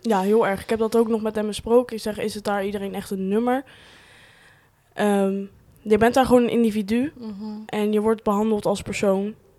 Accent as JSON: {"language": "Dutch", "area": "Rotterdam region", "region": "South Holland", "country": "Netherlands", "said": "Waar ik vandaan kom. Regio Rotterdam"}